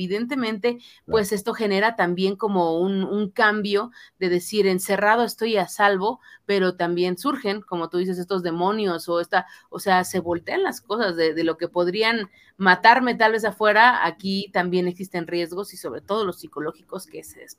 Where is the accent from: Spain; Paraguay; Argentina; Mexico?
Mexico; impotencia como público, como mexicanos, como ciudadanos en ese tipo de circunstancias